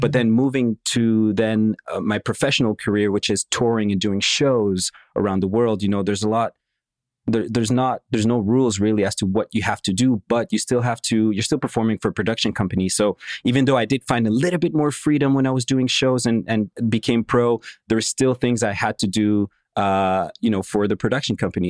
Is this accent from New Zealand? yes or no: no; Montreal, Quebec, Canada; born or raised there; also born or lived in Moscow, Russia